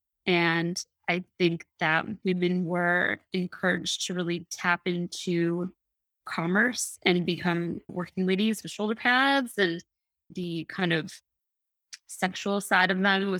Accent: Midwest, United States; I grew up in the Midwest

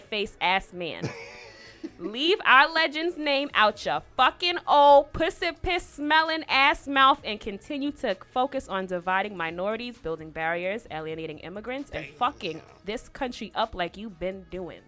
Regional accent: New York City, New York, United States; I'm from Staten Island. Don't come at my borough, okay?

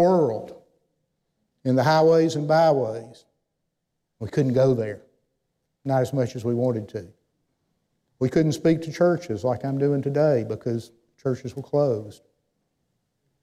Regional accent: Athens, Georgia, United States; moved away as an adult; now in Winchester, United States; I grew up in Athens, Georgia.

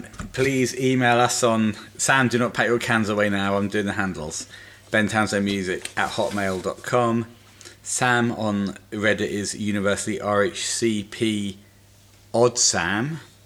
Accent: Scotland, United Kingdom; Okay, and I'm going to say this. I'm Scottish.

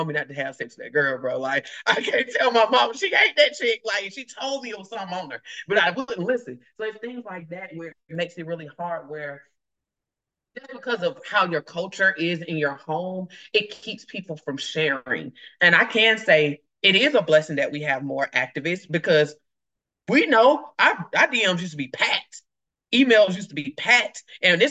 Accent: the South, United States; if I'm from the South, we were taught what happened to your house, stay in your house

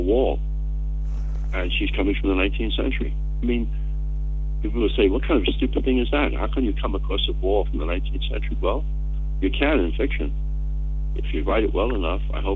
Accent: New York City, New York, United States; I was born in New York City, but not even New York City, in the Bronx, which was its own world, its own system of behavior and thought and food.

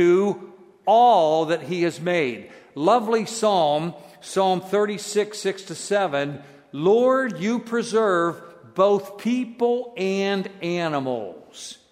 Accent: United States; I'm an American. And we U.S. people don't get a lot of things that are, you know, outside the United States

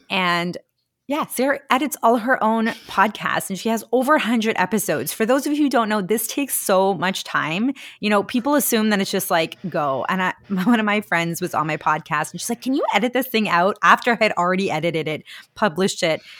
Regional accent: India; moved away; I grew up in India

